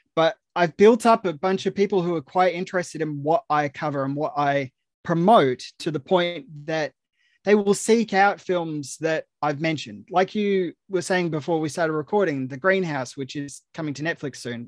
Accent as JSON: {"language": "English", "country": "Australia", "accent": "Australian", "said": "I'm Australian. Uh, you know, the accent tends to give that away"}